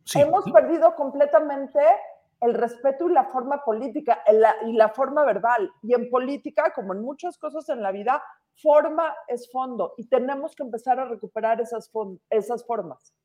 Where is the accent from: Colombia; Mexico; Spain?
Mexico; toda la gente en este país tenemos tanto más en común como mexicanos